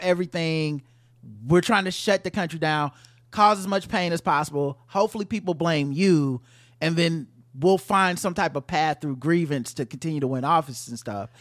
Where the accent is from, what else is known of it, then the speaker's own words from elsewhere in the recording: United States; as an American, black American